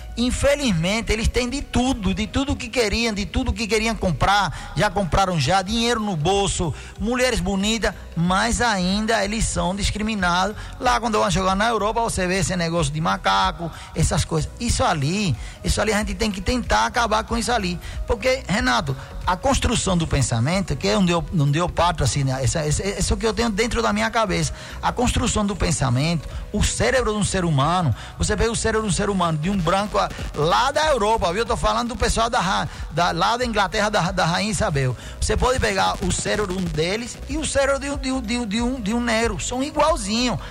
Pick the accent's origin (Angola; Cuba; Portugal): Cuba; Portuguese is a second language; now in Brazil; eu me sinto muito orgulhoso de ter nascido em Cuba, de ter sido criado lá